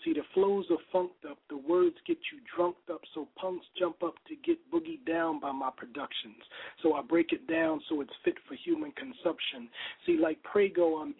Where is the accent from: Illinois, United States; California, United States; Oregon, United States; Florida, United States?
Illinois, United States; Chicago; I'm from Chicago